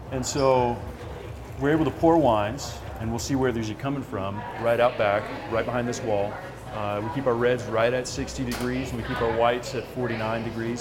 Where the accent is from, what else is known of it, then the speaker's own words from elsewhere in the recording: near Orlando, Central Florida, United States; also born or lived in Willamette Valley, Oregon; now in Colorado, United States; originally Florida